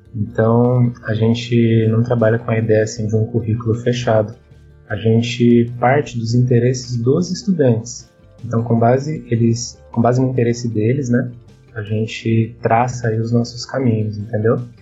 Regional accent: São Bernardo do Campo, São Paulo, Brazil; also born or lived in Santo André; eu também sou de São Bernardo, mas no momento eu estou em Santo André

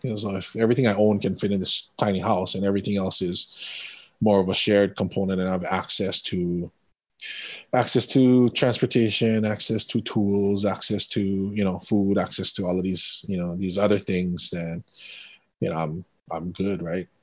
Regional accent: Windward Side, Oahu, Hawaii, United States; also born or lived in Kauai; Windward Side, Oahu. Family comes from Kauai.

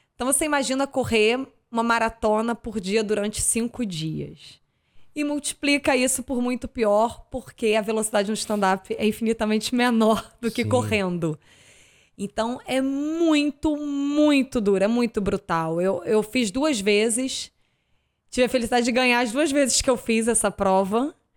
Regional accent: Niterói, Rio de Janeiro, Brazil; also born or lived in Arraial do Cabo; eu sou de Niterói

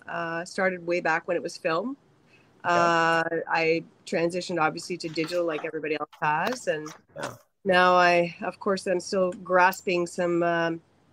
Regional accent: Thunder Bay, Ontario, Canada; I'm from Thunder Bay. So I went to Confederation College in Thunder Bay

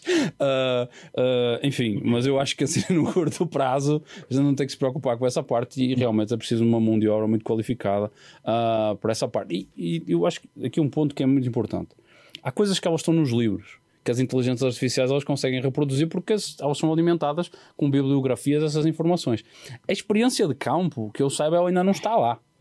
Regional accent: Porto, Norte, Portugal; moved away; na minha terra, no Porto

